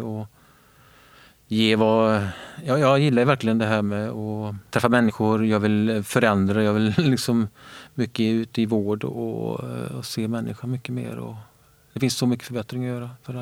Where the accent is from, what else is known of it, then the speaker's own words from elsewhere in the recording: Björktorp, Västra Götaland, Sweden; kommer från en liten ort som heter Björktorp som ligger eh, precis mellan Borås och Varberg, eh, där, Viskadalen. Min barndom har varit väldigt fin.